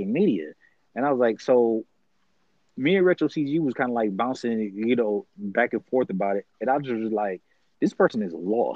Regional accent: Detroit, Michigan, United States; me growing up in Detroit

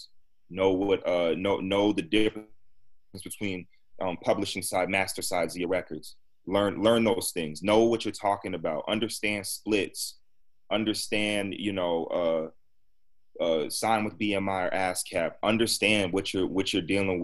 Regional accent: Massachusetts, United States; we're both from Massachusetts, around the same age

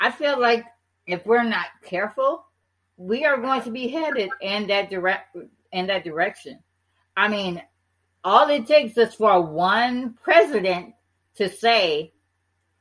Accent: Detroit, Michigan, United States; I'm from Detroit

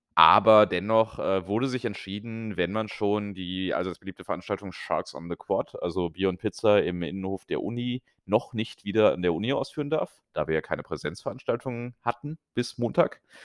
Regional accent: Germany; moved away; als Deutscher

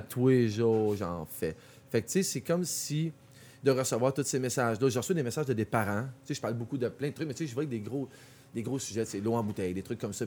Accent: Quebec, Canada; puis les Québécois, on est vraiment spécial.

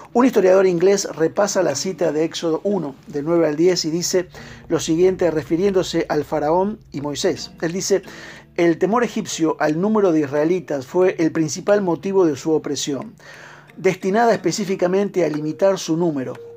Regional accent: Argentina

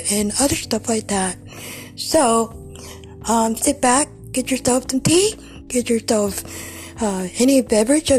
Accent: Ohio, United States; I am from Ohio

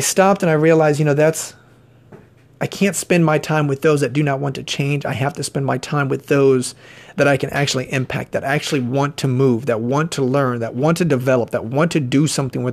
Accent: Mansfield, Ohio, United States; I was born and raised in Mansfield, Ohio

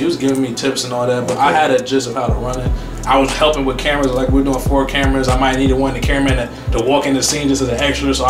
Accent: Westchester County, New York, United States; since I'm from Westchester

